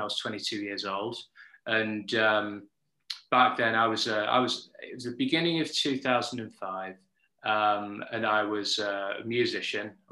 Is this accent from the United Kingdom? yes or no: yes; Yorkshire and the Humber, United Kingdom; now in London, United Kingdom; I'm from Yorkshire in Northern England. I currently live in London